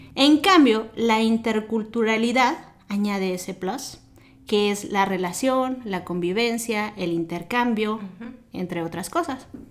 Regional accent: Mexico; moved away as an adult; now in United States; siendo profesionista en mi país

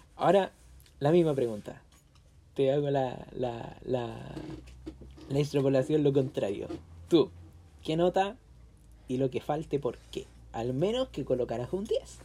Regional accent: Chile; nuestro país, que nosotros somos chilenos

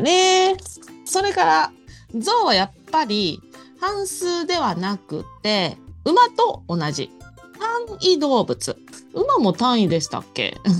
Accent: Nara, Japan; 私も奈良出身

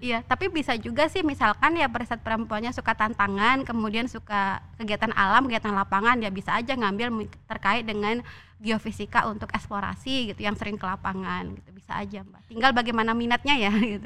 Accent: Bengkulu, Indonesia; moved away as an adult; saya dari Bengkulu ya saya dari Bengkulu

